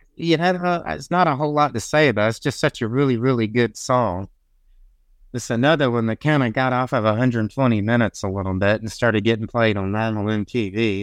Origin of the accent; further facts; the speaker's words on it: the South, United States; I'm a Southerner